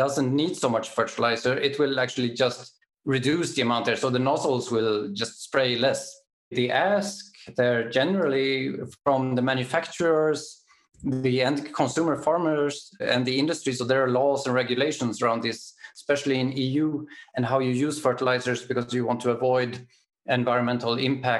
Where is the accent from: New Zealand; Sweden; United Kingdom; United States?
Sweden; now in Germany; I'm from Sweden